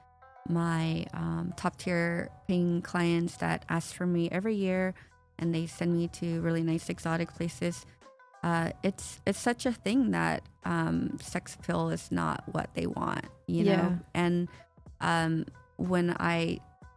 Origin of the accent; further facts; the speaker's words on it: United States; now in Las Vegas, United States; I was the first to be born here